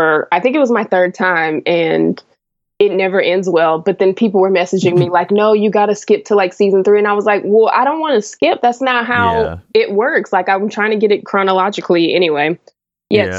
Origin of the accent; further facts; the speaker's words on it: South Carolina, United States; moved away as an adult; also born or lived in Connecticut / New York; now in Los Angeles, United States; I went to high school and college and stuff in South Carolina